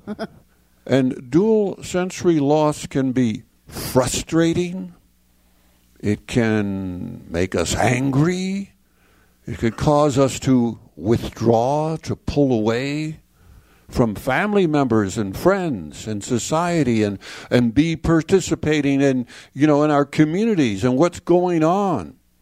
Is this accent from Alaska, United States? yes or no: no; Chicago, Illinois, United States; now in San Antonio, United States; I'm uh, now in San Antonio, Texas. I grew up in Chicago, Illinois.